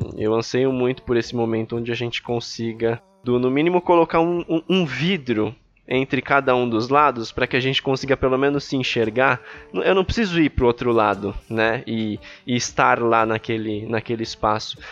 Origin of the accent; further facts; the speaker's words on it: São Paulo, Brazil; also born or lived in Ipiranga, São Paulo; eu nasci e cresci lá em Itaquera